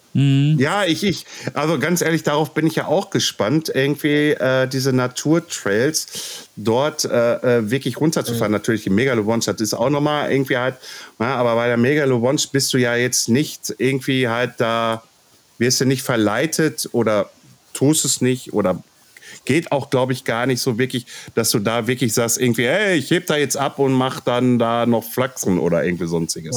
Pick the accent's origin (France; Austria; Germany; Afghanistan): Germany; Ruhr area, North Rhine-Westphalia; accent: Ruhrpott; wenn ich zu viel Ruhrpott quatsche, dann quatsche ich halt Ruhrpott, weil ich bin aus dem Ruhrpott